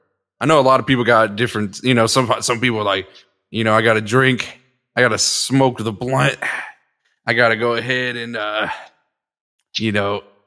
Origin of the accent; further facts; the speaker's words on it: San Jose, California, United States; I was born in San Jose.